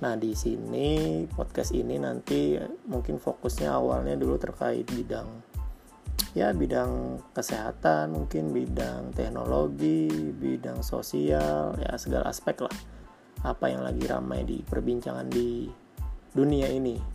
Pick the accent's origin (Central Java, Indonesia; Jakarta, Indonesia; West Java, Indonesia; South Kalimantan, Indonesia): South Kalimantan, Indonesia; Banjarmasin; kebetulan saya dari Banjarmasin Banjarmasin baru melakukan PSBB nih